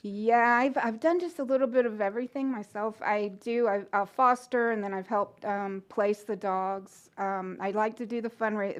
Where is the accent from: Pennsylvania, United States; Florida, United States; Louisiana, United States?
Florida, United States; Gainesville; moved away as an adult; Gainesville's my hometown